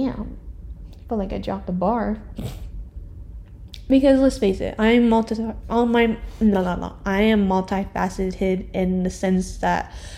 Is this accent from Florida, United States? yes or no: yes; Orlando, Florida, United States; I was born in Orlando too.